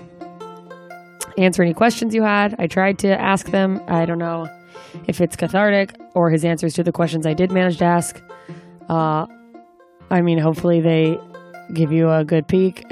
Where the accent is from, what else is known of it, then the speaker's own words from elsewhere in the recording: Anchorage, Alaska, United States; moved away; my hometown, Anchorage